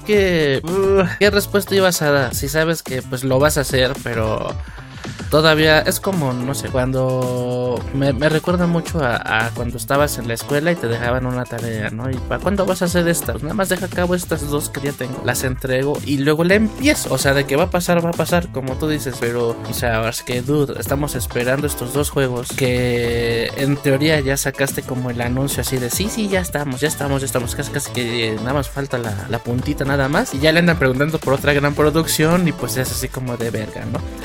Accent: Mexico; uno como mexicano

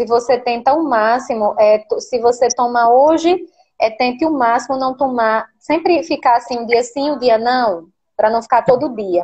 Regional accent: Natal, Rio Grande do Norte, Brazil; Eu sou do Rio Grande do Norte, Nordeste e no Rio Grande do Norte

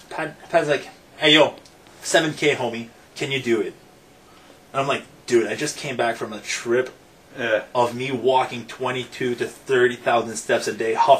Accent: Rockland, Ontario, Canada; moved away as an adult; I grew up in Rockland, and I'm Quebec is all on the other side of the river.

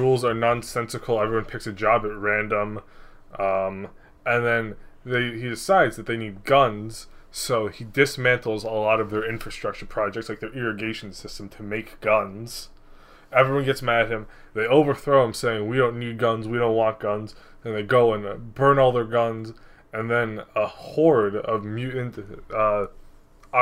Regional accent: Natick, Massachusetts, United States; I'm native to Natick

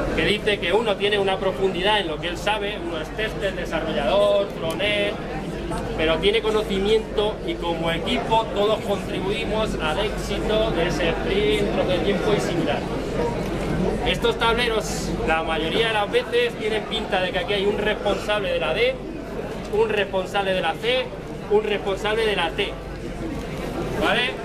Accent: Castilla-La Mancha, Spain; now in Madrid, Spain; yo vengo de Madrid, pero realmente soy del sur. La mancha

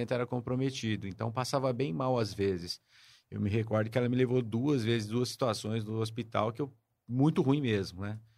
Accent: São Paulo, Brazil; now in Ribeirão Preto, Brazil; Eu moro em Ribeirão Preto há 46 anos. Eu sou de São Paulo, nascido lá.

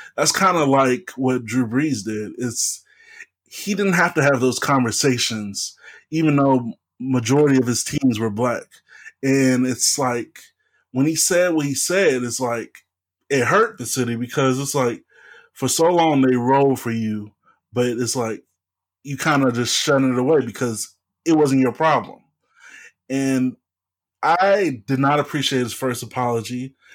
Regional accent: Louisiana, United States; city from my home state, uh, New Orleans

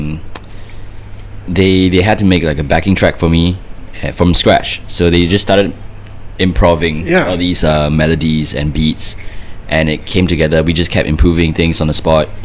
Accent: Singapore; I'm from Singapore.

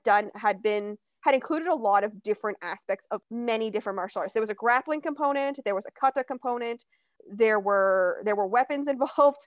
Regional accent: Ilderton, Ontario, Canada; also born or lived in London, Ontario; now in Toronto, Canada; I grew up in a small town called Ilderton, Ontario

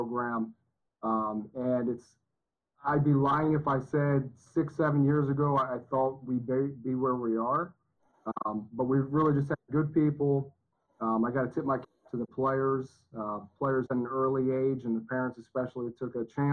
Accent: Baltimore, Maryland, United States; now in Cleveland, United States; I'm originally from Baltimore, Maryland

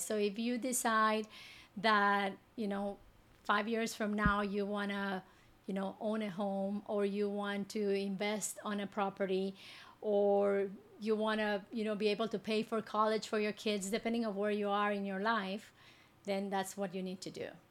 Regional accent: Guatemala City, Guatemala Department, Guatemala; moved away as an adult; now in Houston, United States; I grew up in Guatemala City

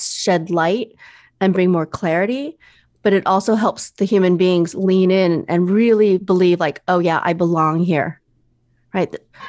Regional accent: Midwest, United States; also born or lived in overseas; I'm Chinese American. I was mm-hmm. born overseas and I was raised in the Midwest

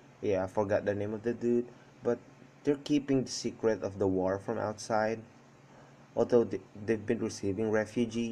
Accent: Philippines

